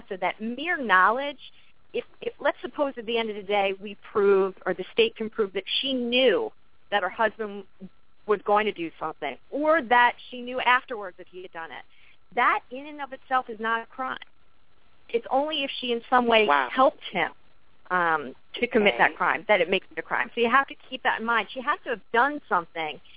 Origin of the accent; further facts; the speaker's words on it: New York, United States; I'm actually from New York